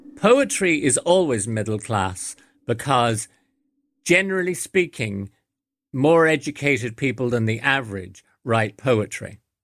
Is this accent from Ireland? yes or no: yes; Ireland; born or raised there; also born or lived in London / Coventry